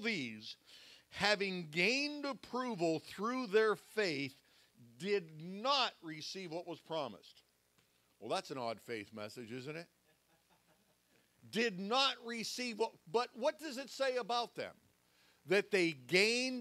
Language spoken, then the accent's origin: English; Pittsburgh, Pennsylvania, United States; I'm a Yankee. I'm from Pittsburgh